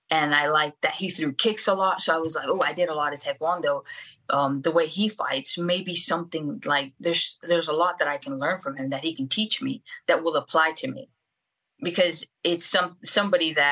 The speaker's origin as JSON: {"language": "English", "country": "Venezuela", "second_language": "English", "said": "I'm from Venezuela, and I, I, it's not until recently that I was able to get my dual citizenship with Portugal, because my grandparents uh, migrated from Portugal to Venezuela"}